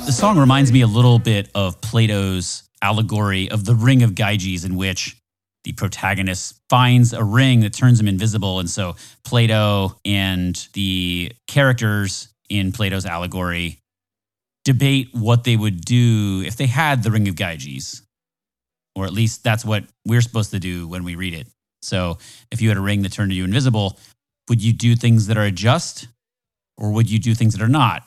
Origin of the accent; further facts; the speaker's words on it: Florida, United States; I'm from Florida